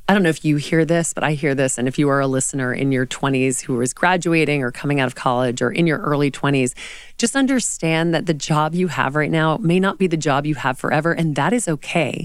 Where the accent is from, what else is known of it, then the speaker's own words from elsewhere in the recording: the South, United States; now in New York City, United States; growing up in the South as a woman